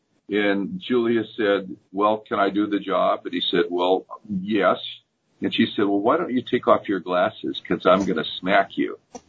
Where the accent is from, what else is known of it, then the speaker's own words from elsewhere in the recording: Aberdeen, Washington, United States; Grace Harbor, Aberdeen.